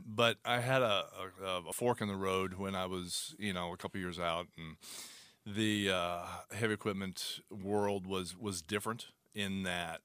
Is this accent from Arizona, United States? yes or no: yes; Arizona, United States; born and raised in Arizona